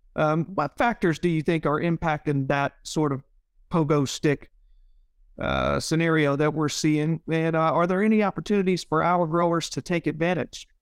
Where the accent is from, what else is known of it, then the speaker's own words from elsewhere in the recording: Leland, Mississippi, United States; my hometown of Leland